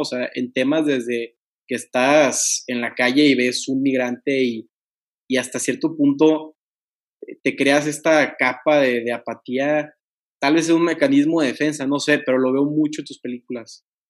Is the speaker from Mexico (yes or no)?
yes; Tampico, Tamaulipas, Mexico; moved away as an adult; now in Monterrey, Mexico; yo soy originario de Tampico y me voy a estudiar igual derecho al TEC eh, eh, aquí en Monterrey